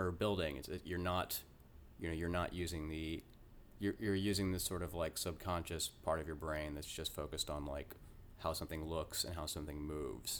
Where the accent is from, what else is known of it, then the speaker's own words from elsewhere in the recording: Cobb County, Atlanta, Georgia, United States; now in Brooklyn, United States; I grew up in, um, Cobb County, like East Cobb County